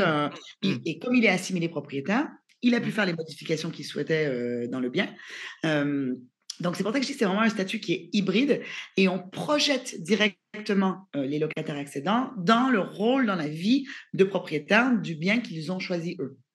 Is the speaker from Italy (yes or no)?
no; Canada; moved away as an adult; now in France; je suis canadienne en France depuis un peu plus de six ans